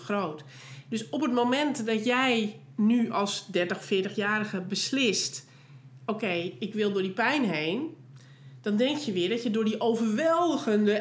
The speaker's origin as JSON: {"language": "Dutch", "country": "Netherlands", "said": "wij voelen niet als Nederlander"}